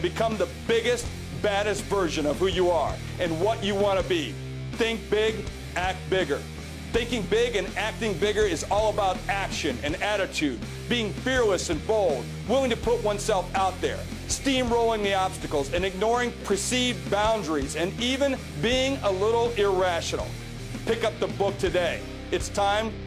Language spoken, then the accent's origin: English; South Dakota, United States; I'm from South Dakota, a place most people only know on a map, a place with a hard work ethic and a can-do attitude